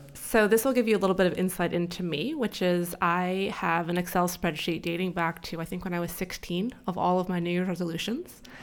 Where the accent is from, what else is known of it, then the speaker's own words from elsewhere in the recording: California, United States; moved away as an adult; now in New York, United States; I still say that I'm from California, but I've been here for twelve years, so I think I unfortunately have to say that I'm a New Yorker at this point